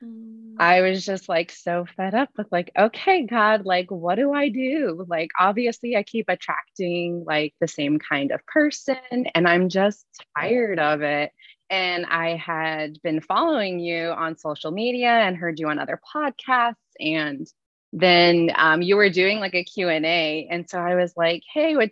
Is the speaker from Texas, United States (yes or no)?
no; Alaska, United States; I'm 33 and from, yes, the wonderful state of Alaska.